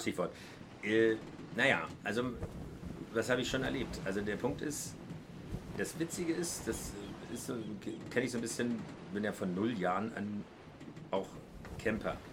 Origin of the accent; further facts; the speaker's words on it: Berlin, Germany; als Berliner